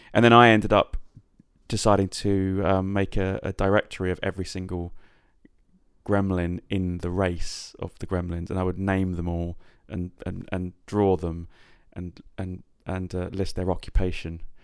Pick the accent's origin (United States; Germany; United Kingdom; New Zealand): United Kingdom; Yateley, South East England; moved away as an adult; also born or lived in Coventry; I was born in Coventry, but I, and I lived there for the first six years of my life, and then I, um, moved to a small town called Yately, i, when I was about six, which was sort of where I met most of my friends and then remained in that area probably till I was about twenty.